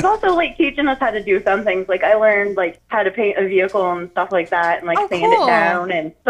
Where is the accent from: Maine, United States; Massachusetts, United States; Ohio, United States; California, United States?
Maine, United States; Presque Isle; now in Bangor, United States; I'm from Presque Isle originally, so it's really small up there, and there's literally nothing